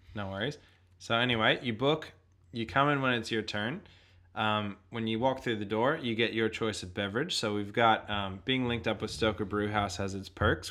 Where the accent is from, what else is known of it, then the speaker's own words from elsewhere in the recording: Boston, Massachusetts, United States; also born or lived in Sunshine Coast, Australia; now in Australia; I originally hail from the shores of Boston on the east coast